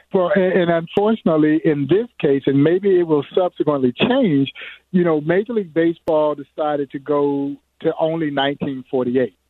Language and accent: English; Crawfordville, Georgia, United States; I grew up in Crawfordville, Georgia. Crawfordville, Georgia, is 80 miles east of Atlanta